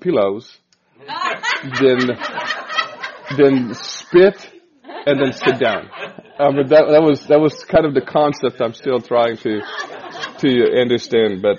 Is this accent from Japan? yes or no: no; Hungary; moved away as an adult; now in Kansas City, United States; We're Hungarians, so we're from Hungary. And 6 years ago, we moved to Kansas City